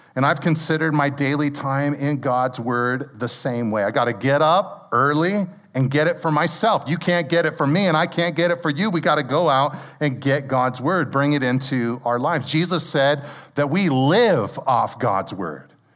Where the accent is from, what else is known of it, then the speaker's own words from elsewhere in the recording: Pacific Grove, California, United States; I grew up in Pacific Grove